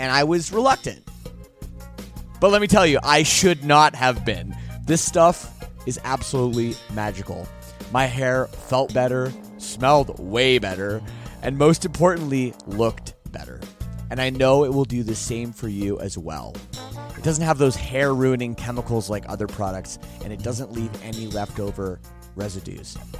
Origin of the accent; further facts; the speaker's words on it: Toronto, Ontario, Canada; as a Canadian, born and raised in Toronto